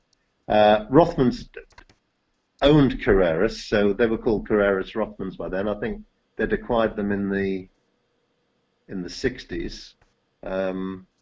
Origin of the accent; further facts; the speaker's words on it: Wallasey, North West England, United Kingdom; now in Harrogate, United Kingdom; I come from a town called Wallasey, which is the other side of the River Mersey from Liverpool